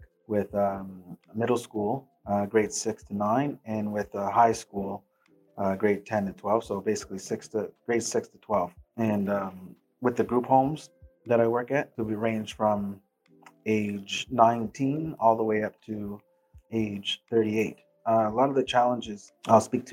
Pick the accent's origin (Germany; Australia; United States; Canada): Canada; Dartmouth, Nova Scotia; also born or lived in Port Hawkesbury, Cape Breton, Nova Scotia; Where I grew up in the North End, Dartmouth. Before that, I lived in Port Hawkesbury and Cape Breton in an all-white town